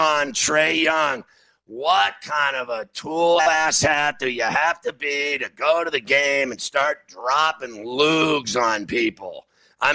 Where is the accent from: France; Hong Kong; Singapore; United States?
United States; Pittsburgh, Pennsylvania; moved away; bring me back to Pittsburgh. It's my hometown